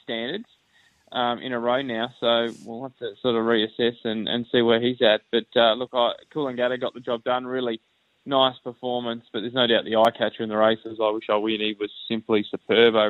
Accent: Australia; Aussie cricket fans

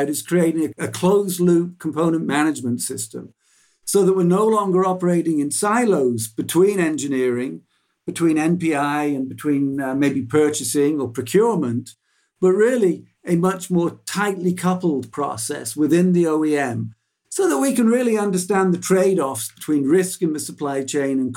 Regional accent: England, United Kingdom; there's a word that I grew up with in England called gazumping

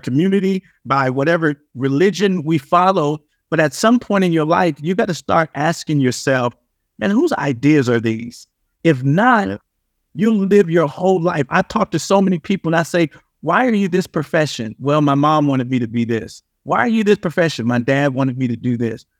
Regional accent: Compton, California, United States; growing up in Compton

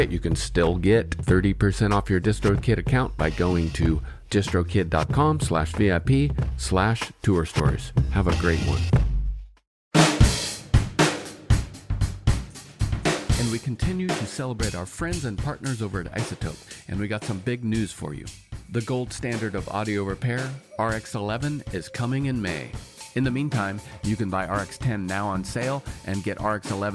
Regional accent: Northern California, United States; now in Seattle, United States; outside in the sticks in California, Northern California

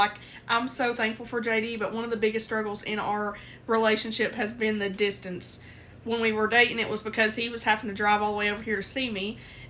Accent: United States; born or raised there

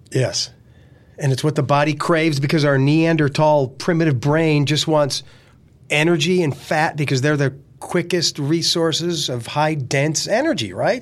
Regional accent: Lackawanna County, Pennsylvania, United States; growing up in Lackawanna County.

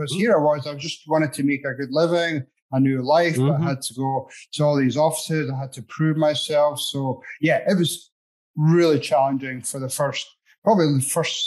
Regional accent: Edinburgh, Scotland, United Kingdom; moved away as an adult; also born or lived in Grand Island, Nebraska / Arizona; now in United States; grew up in Edinburgh in Scotland, had a great life across there

